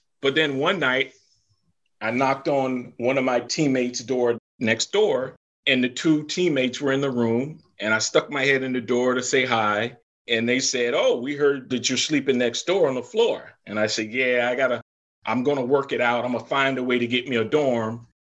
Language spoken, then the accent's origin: English; the South, United States; So I grew up in the South. I came up North.